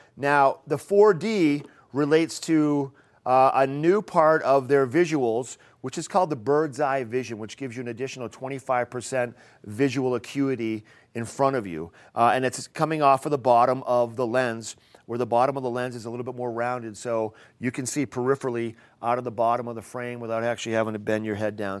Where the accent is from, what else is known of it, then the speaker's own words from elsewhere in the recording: Maine, United States; now in Eagle County, United States; I'm, I'm from Maine, and I grew up eating the Maine